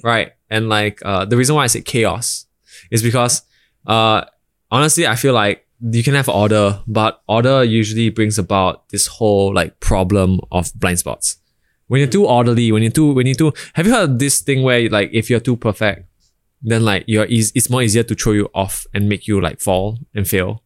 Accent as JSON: {"language": "English", "country": "Singapore", "tie": "born or raised there", "said": "I was born in Singapore by a, by a Bhutanese father and a Singaporean Chinese mother."}